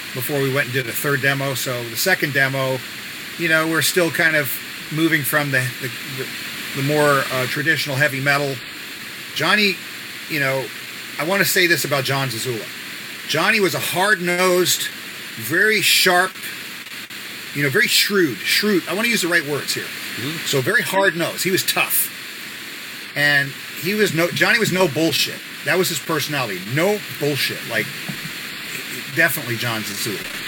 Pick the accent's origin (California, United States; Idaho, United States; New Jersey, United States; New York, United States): New York, United States; New York City; We live near each other in Bayside, New York